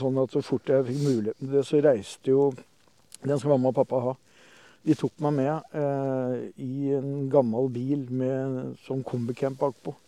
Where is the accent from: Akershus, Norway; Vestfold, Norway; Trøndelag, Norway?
Vestfold, Norway; Horten; also born or lived in Oslo; now in Skien, Norway; jeg er født i Horten ja. i 64